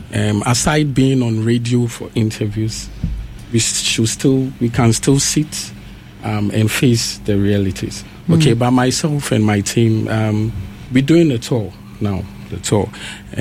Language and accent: English; Ghana; I'm Ghanaian